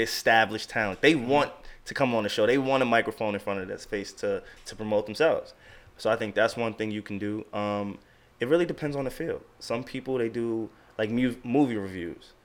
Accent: Long Island, New York, United States; also born or lived in Queens, New York / Delaware; I was born in Long Island, Long Island, New York

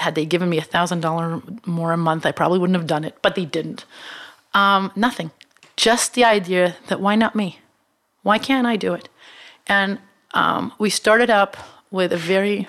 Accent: Israel; moved away as an adult; now in United States; I come from Israel, which is not in my mind, the best place on earth, uh, but is a small market

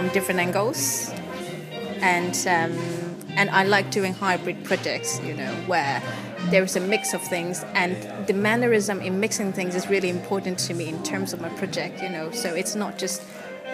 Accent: Hong Kong; moved away; I was from Hong Kong

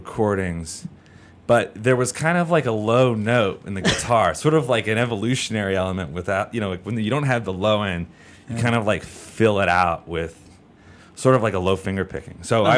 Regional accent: Philadelphia, Pennsylvania, United States; So I moved out here from Philly a few years ago.

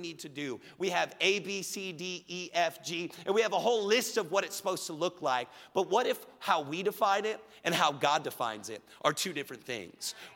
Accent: Richardson and Plano, Texas, United States; I moved from Richardson Schools to Plano Schools. I did 2 6th grades.

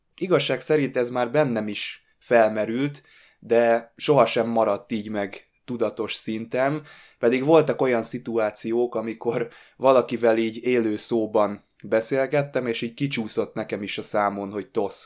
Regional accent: Hungary; magyarok vagyunk

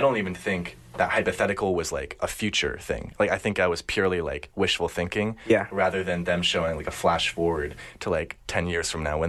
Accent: United States; I grew up in America

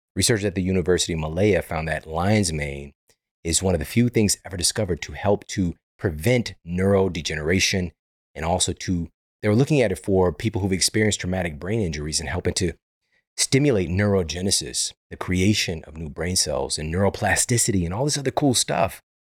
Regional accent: Missouri, United States; now in Los Angeles, United States; I'm from Missouri. I'm from the Midwest

